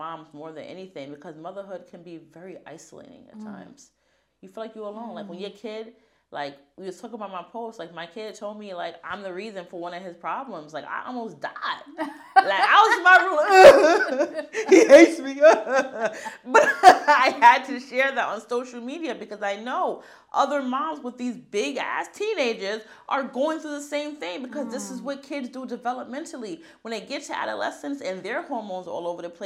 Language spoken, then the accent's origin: English; United States; I'm American